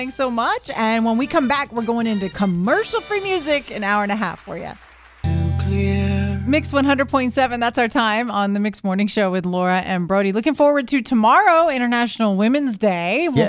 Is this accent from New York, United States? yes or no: no; The Woodlands, Texas, United States; I grew up in the Woodlands.